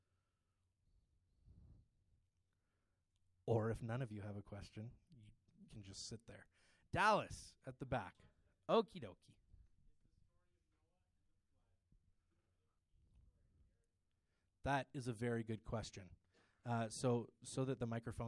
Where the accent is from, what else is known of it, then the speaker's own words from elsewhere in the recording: Ontario, Canada; I grew up in Ontario where it's very liberal